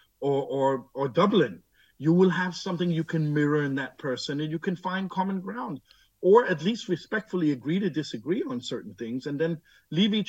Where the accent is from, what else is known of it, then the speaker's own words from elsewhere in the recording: Denmark; I'm born here. I'm raised here. I'm fluent in Danish.